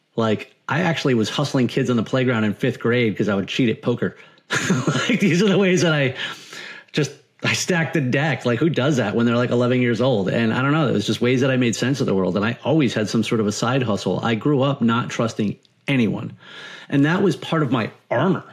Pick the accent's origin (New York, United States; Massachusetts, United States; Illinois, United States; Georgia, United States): Massachusetts, United States; Martha's Vineyard; moved away as an adult; now in Florida, United States; I grew up on Martha's Vineyard